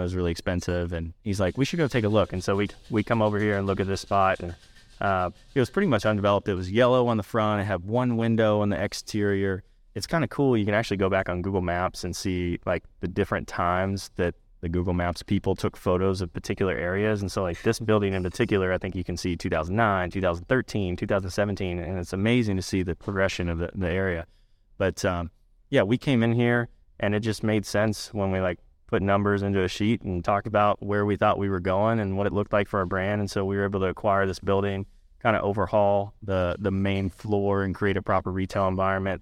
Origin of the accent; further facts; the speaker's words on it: Elizabethtown, United States; I grew up outside of Elizabethtown.